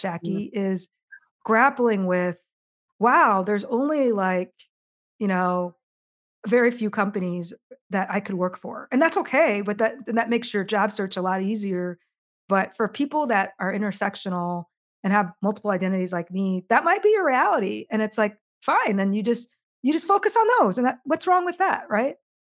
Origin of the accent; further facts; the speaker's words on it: Marshalltown, Iowa, United States; moved away as an adult; now in Chicago, United States; I grew up in a small town in Iowa, Des Moines, or sorry, Marshalltown, Iowa